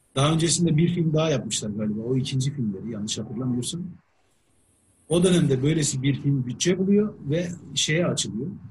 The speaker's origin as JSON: {"language": "Turkish", "country": "Turkey", "said": "ben şimdi Türk'üm"}